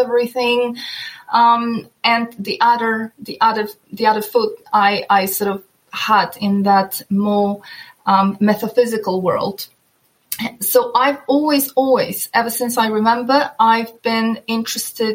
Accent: Poland; also born or lived in northern Norway; now in Norway; while I live in the northern Norway, I'm originally from Poland.

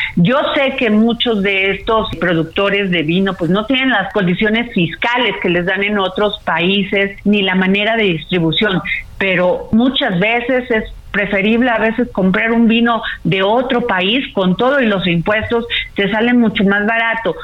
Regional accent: Veracruz, Mexico; yo soy veracruzana y en Veracruz hacemos bacalao

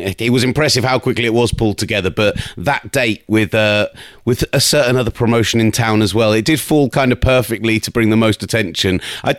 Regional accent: United Kingdom; obviously being British

